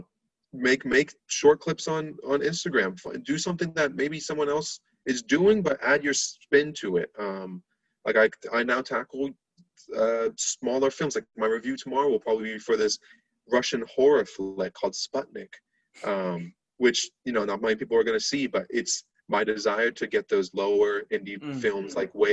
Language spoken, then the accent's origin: English; Barcelona, Catalonia, Spain; moved away as an adult; now in United States; I'm from Spain, lived in Spain most of my life